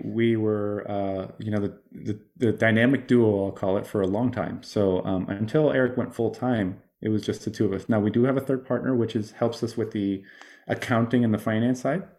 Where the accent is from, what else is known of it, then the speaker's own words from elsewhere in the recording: Miami, Florida, United States; moved away; I come from Miami